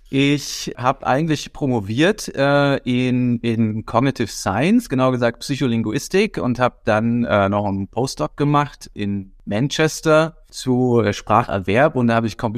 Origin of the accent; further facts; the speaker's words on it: Berlin, Germany; Äh, ich bin auch Urberliner, ebenfalls 40 Jahre alt.